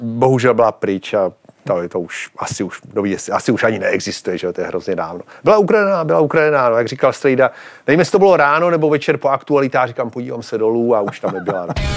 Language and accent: Czech; Pardubice, Pardubice Region, Czechia; jako kluk v Pardubicích